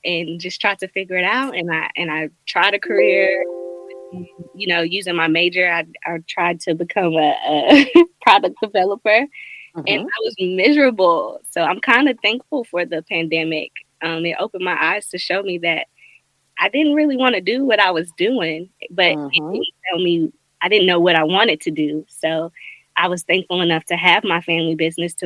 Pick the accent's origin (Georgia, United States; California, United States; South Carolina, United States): South Carolina, United States; Greenville; I am from Greenville, South Carolina, born and raised.